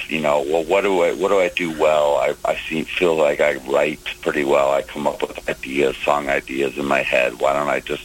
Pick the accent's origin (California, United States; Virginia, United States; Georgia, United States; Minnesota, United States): Minnesota, United States; St. Louis Park; I grew up in St. Louis Park, Minnesota, which is a first-ring suburb of Minneapolis.